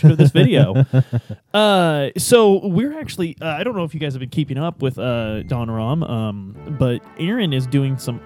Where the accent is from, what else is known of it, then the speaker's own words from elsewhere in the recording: downriver from Louisville, Ohio River Valley, United States; where we grew up, we know you don't eat fish that you catch out of the Ohio River